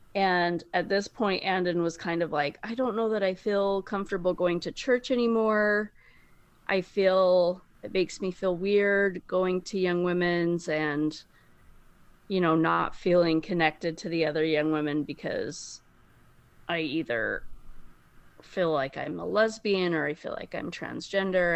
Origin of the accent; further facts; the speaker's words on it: Bountiful, Utah, United States; I am from Bountiful, Utah